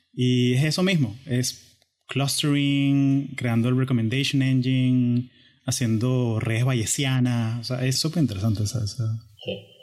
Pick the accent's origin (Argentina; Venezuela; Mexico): Venezuela; somos venezolanos